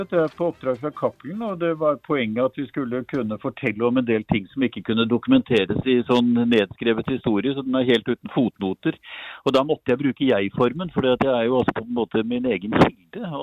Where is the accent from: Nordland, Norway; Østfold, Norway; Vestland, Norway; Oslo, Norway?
Vestland, Norway; Bergen; Jeg er fra Bergen. Jeg er født og oppvokst i Bergen. ja. Født i Bergen, i hvert fall.